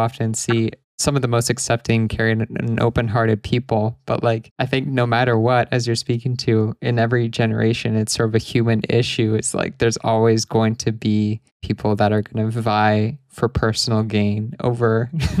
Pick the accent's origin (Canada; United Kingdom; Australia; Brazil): Canada; West coast of Canada